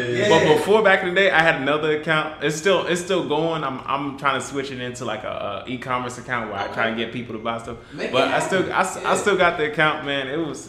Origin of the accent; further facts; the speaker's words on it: Greensboro, North Carolina, United States; moved away as an adult; now in Charlotte, United States; no, I'm from Greensboro. Oh, Greensboro. Yeah, Greensboro, North Carolina